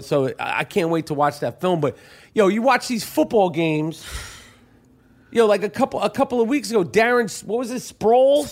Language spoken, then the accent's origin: English; New York, United States; accent: thick New York; two guys with some thick New York shit.